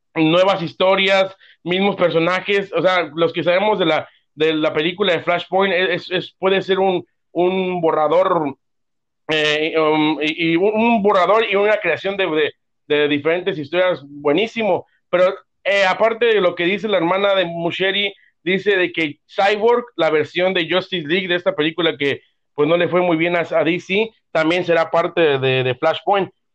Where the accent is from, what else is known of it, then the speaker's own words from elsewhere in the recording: Mexico; como buenos mexicanos